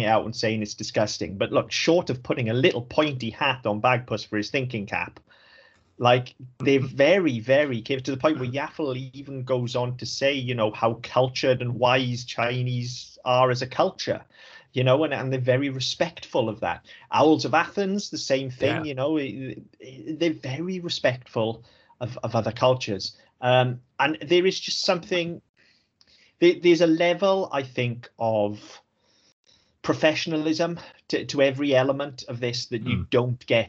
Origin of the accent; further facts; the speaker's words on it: Welsh, Wales, United Kingdom; I'm Welsh